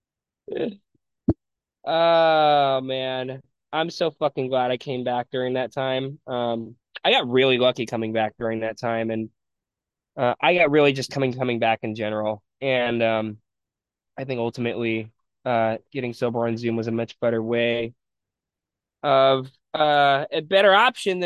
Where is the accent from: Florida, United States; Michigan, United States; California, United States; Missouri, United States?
California, United States; San Jose; I grew up in San Jose